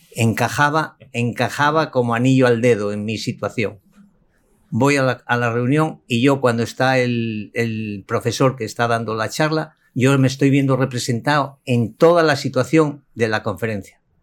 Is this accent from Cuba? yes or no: no; Asturias, Spain; español y concretamente de Asturias, región del norte de España. Yo me formé en Asturias mi bachillerato, mi infancia